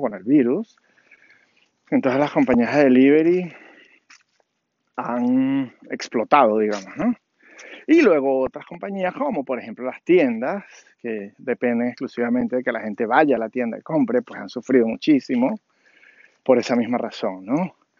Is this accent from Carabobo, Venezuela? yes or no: no; Caracas, Capital District, Venezuela; moved away as an adult; now in Washington, D.C., United States; nací en Caracas, Venezuela, vivo en las afueras de de Washington, D.C., en Estados Unidos, de hace 15 años